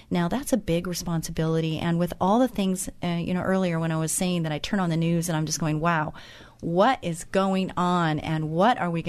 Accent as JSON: {"language": "English", "town": "Santa Ana", "region": "California", "country": "United States", "tie": "born or raised there", "said": "I was born in Santa Ana, so I am a native Californian, and I do remember the orange groves."}